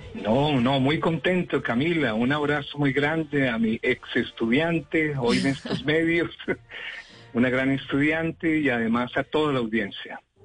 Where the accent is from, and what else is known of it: Cuba